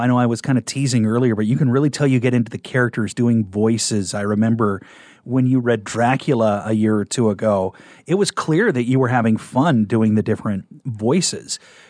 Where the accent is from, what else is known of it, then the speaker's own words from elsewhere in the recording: Kearney, Nebraska, United States; I'm from Kearney